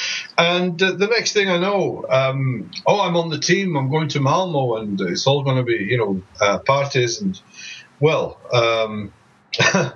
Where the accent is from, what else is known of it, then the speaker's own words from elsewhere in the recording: Scotland, United Kingdom; moved away as an adult; also born or lived in Belgium / Los Angeles; I'm originally from Scotland. My parents are English and Scottish. I moved to Belgium in 1981 to finish my education